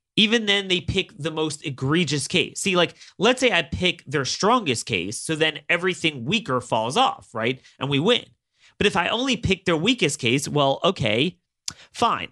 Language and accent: English; Maryland, United States; my home state of Maryland